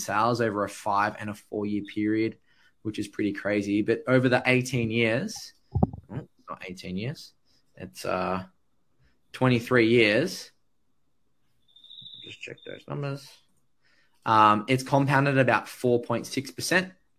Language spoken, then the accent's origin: English; Sydney, New South Wales, Australia; I grew up in the Hills District, so I wasn't too far away.